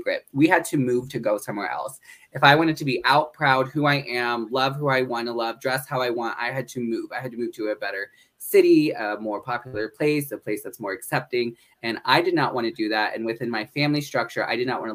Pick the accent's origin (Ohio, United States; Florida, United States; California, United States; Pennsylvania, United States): Pennsylvania, United States; northeastern; also born or lived in Honolulu, Hawaii; I grew up in northeastern Pennsylvania